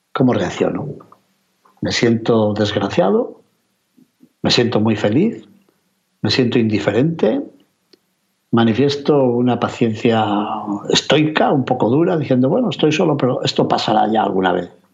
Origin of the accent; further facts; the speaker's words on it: Castile and León, Spain; mi tierra de León